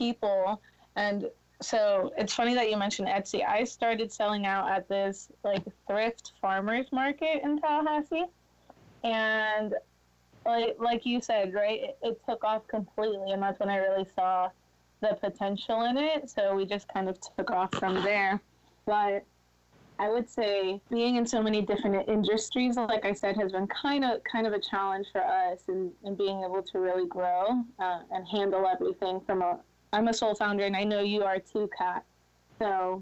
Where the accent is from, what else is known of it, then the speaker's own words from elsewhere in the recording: Guatemala; I'm from Guatemala